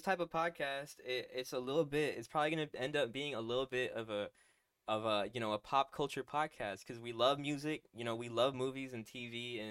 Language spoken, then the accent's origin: English; Texas, United States; we're all from Texas.